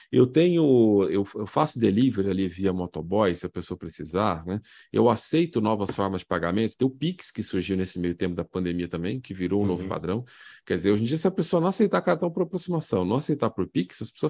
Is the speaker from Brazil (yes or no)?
yes; São Paulo, Brazil; nasci e cresci em São Paulo, nunca fui no Farol Santander